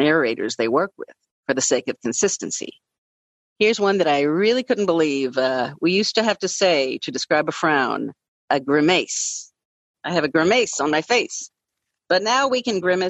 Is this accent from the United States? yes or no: yes; Louisville, Kentucky, United States; I stick to my hometown guns and say Louisville, Kentucky, instead of Louisville. I do not live in Louisville. I live in Louisville.